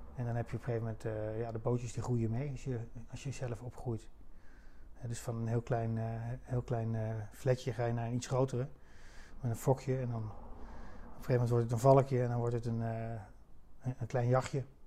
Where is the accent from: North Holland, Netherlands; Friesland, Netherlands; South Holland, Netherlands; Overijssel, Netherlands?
Overijssel, Netherlands; Kampen; dat is mijn stad. waar ik geboren ben, opgegroeid, ja, geboren en getogen